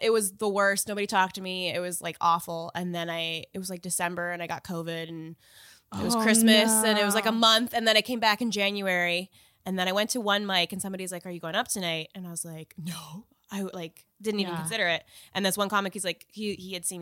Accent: Kelowna, British Columbia, Canada; also born or lived in Victoria; I had moved back to Kelowna, which is my hometown from Victoria.

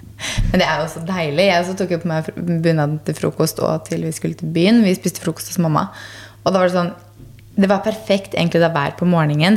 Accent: Gressvik, Østfold, Norway; der jeg vokste opp, på Gressvik

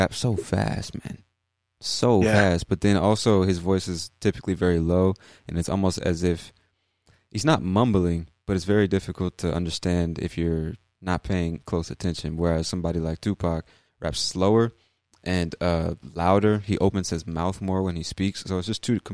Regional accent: United States; we're all American

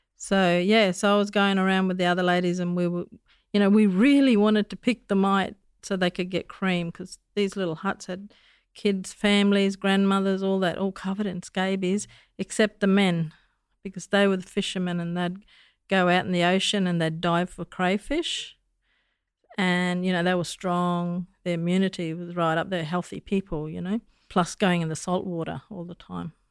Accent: Darwin, Northern Territory, Australia; also born or lived in Daly River; I was born in Darwin, but my cultural background is a bit of a bitsa.

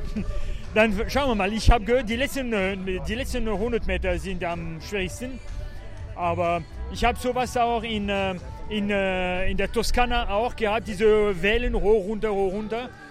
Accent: France; also born or lived in Bavaria; now in Germany; Ich komme gebürtig aus Frankreich

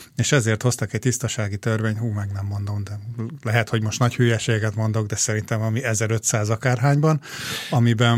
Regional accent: Hungary; now in Australia

